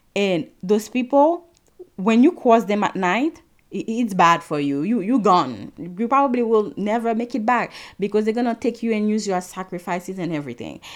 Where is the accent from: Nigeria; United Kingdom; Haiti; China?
Haiti; now in United States; I'm Haitian, And something I get very often here in the state is when I tell somebody that I'm from Haiti